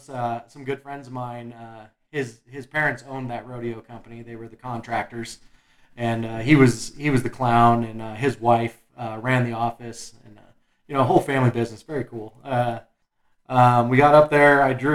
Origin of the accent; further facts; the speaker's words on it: Golden, Colorado, United States; we grew up right here in Golden.